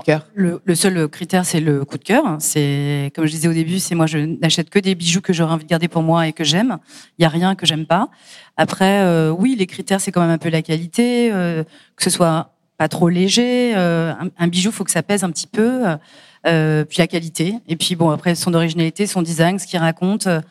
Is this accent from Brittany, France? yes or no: no; Paris, Île-de-France, France; je suis parisienne, donc j'allais au Hall ou au Puce de Clignancourt quand j'étais gamine